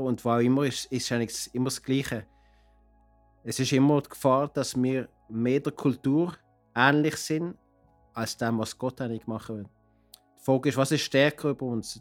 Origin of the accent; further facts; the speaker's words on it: Basel, Basel-Stadt, Switzerland; moved away as an adult; now in Cartagena, Colombia; ich komme aus Basel, lebe aber seit 30 Jahren in Kolumbien, in Cartagena